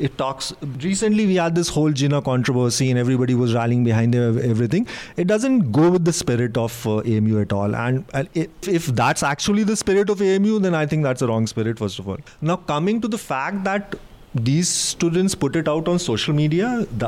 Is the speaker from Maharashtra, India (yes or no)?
no; Allahabad, Uttar Pradesh, India; I come from Allahabad. So in Allahabad, in the old area of the city, we used to have our Hindu friends also